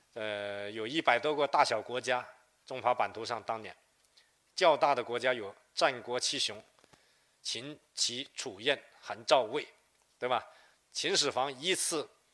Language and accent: Chinese; Wuhua, Guangdong, China; 广东五华也是我的家乡。因此，我们家乡人对这块土地非常热爱